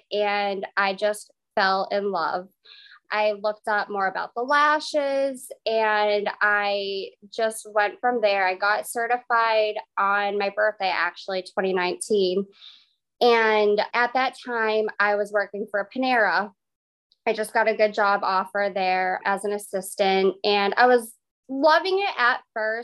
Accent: Massachusetts, United States; I am from Massachusetts

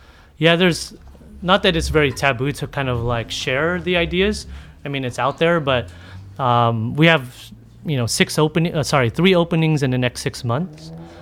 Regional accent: Philippines; whether it was being a Filipino in this community and cooking.

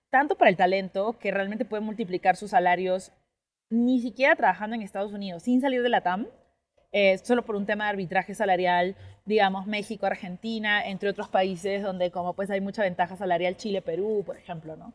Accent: Colombia; born there; Sí, sí, yo nací en Colombia.

